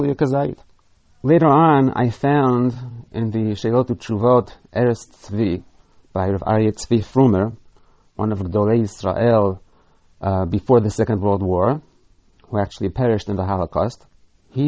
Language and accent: English; New York City, New York, United States; moved away; When I was a boy growing up in Brooklyn